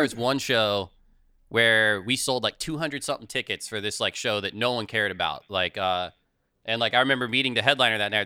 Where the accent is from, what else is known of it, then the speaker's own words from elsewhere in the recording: Manassas, Virginia, United States; I am originally from Northern Virginia